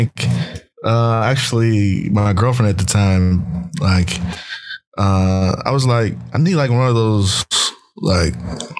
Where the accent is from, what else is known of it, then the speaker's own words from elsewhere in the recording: Memphis, Tennessee, United States; moved away; also born or lived in East Coast; growing up in Memphis in high school